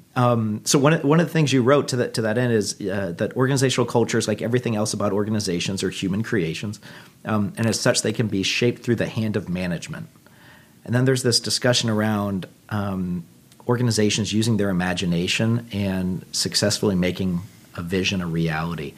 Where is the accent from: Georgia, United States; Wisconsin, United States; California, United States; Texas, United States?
Texas, United States; moved away; I, I grew up in Texas originally